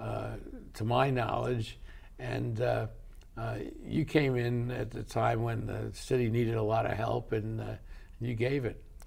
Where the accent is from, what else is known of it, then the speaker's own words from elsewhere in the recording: New York City, New York, United States; I grew up in New York City